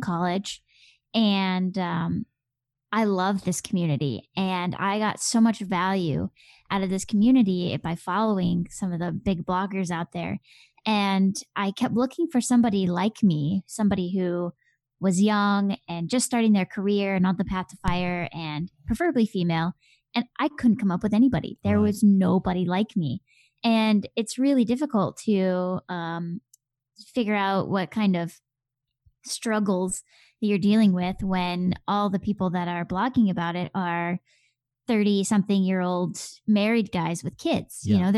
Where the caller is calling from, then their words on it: Minneapolis, Minnesota, United States; Well, as you probably could tell from my accent, I am not in the UK in the slightest. I'm actually in Minneapolis, Minnesota, in the Midwest of the US.